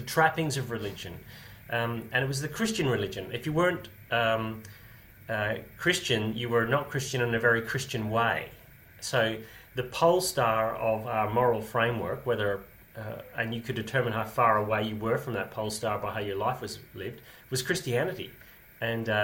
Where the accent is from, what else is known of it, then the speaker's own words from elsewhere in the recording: Australia; And I grew up in Australia at that. I was just arriving in Australia at the age of 5 or 6, so that's 50 years ago.